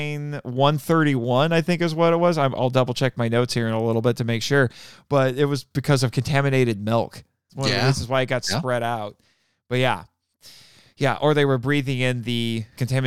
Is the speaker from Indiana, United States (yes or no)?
yes; Indiana, United States; my home state of Indiana